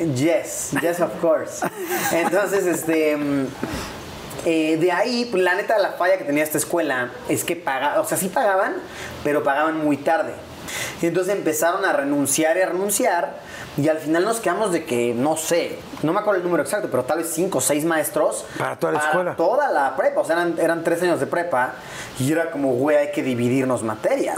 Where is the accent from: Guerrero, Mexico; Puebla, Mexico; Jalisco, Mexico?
Puebla, Mexico; also born or lived in Mexico City; Yo soy de Puebla